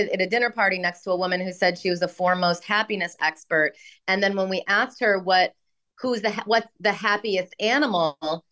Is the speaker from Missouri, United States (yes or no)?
no; Rockford, Illinois, United States; moved away as an adult; also born or lived in New York; when I grew up in Illinois